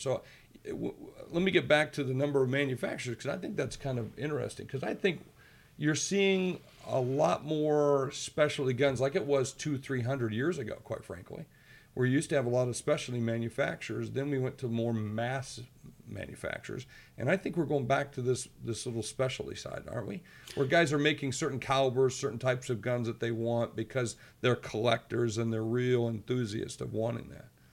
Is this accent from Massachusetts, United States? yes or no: no; Georgia, United States; moved away; where I grew up down in Georgia